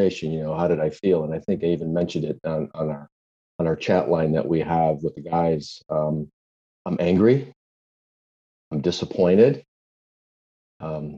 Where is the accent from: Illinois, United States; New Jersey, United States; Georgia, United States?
Illinois, United States; Chicago; moved away as an adult; now in South Florida, United States; I was born and raised in Chicago, lived there for about 31 years, 32 years, moved down to South Florida in 1993